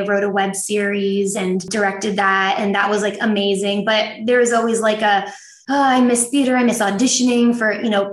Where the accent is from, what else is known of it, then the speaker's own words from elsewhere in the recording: New Jersey, United States; I grew up in New Jersey